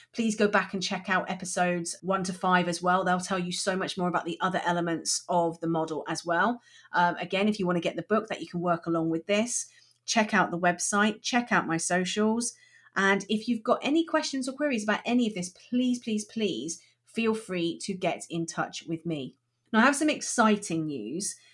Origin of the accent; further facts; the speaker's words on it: Chard, South West England, United Kingdom; moved away; also born or lived in Liverpool; I was born in Liverpool, and, but I grew up in Somerset, and I grew up in a, in a town called Chard